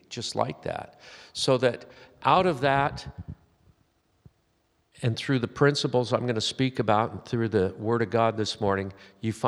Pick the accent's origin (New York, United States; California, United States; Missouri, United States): California, United States; Southern; I'm from Southern California, where I spent most of my life